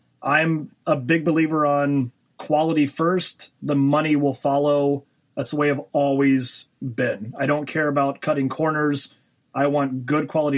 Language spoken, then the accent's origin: English; Lake Charles, Louisiana, United States; I was born in Lake Charles, Louisiana. So I'm a Cajun boy.